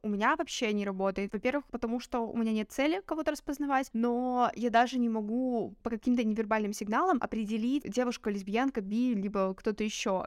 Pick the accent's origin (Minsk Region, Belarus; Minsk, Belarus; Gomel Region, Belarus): Gomel Region, Belarus; Gomel; я все свое отрочество провела в Гомеле